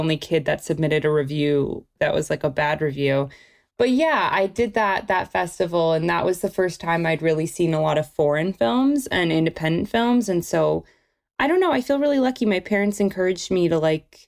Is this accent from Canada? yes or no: yes; Toronto, Ontario, Canada; I'm from Toronto, where I am right now. And I feel like I just grew up in a family of film lovers